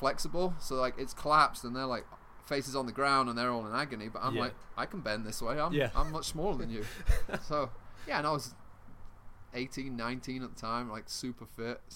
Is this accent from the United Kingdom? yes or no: yes; England, United Kingdom; moved away as an adult; also born or lived in Atlanta; now in United States; I'm from England, and the beer that I grew up drinking was bitter